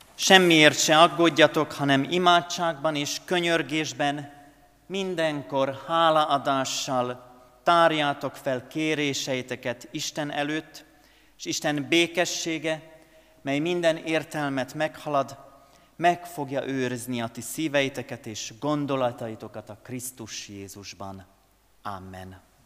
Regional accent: Hungary; a szülőföldemért, azért, hogy magyar vagyok

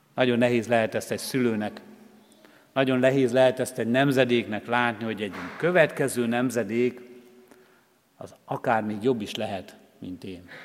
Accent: Hungary; born or raised there

